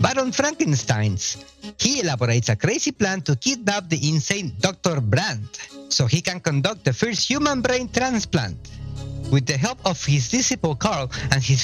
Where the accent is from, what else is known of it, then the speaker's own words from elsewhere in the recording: Mexico; I was born and raised in Mexico